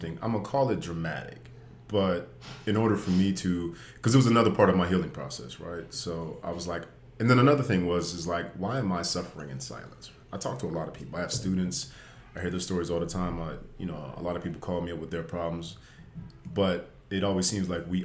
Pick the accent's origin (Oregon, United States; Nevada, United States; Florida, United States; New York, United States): Nevada, United States; Las Vegas; moved away as an adult; also born or lived in Washington State; now in Los Angeles, United States; Born and raised in Vegas